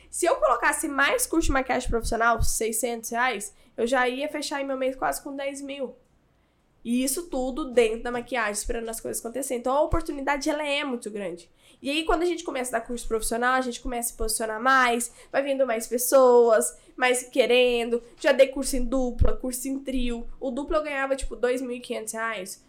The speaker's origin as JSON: {"language": "Portuguese", "town": "Goiânia", "region": "Goiás", "country": "Brazil", "said": "eu sou de Goiânia"}